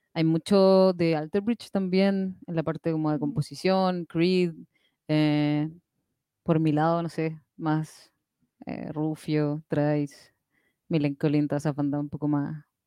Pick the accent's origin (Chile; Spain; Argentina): Chile; de Chile